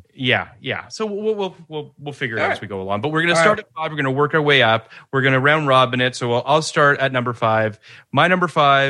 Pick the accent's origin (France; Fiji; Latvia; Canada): Canada; I mean, I'm Canadian. I'm getting the Canada draft only born in Canada.